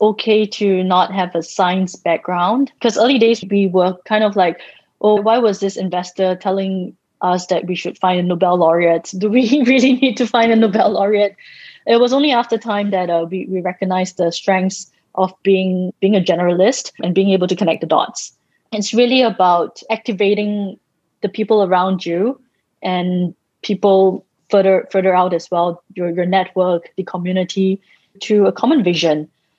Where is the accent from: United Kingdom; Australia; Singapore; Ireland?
Singapore; in the early days, I used to write like Jane Austen because I'm Singaporean and everything is so structured and formal.